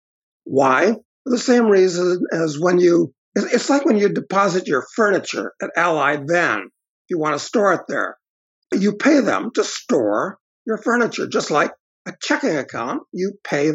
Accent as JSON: {"language": "English", "town": "Chicago", "region": "Illinois", "country": "United States", "tie": "born or raised there", "said": "when I was growing up in Chicago in the 50s"}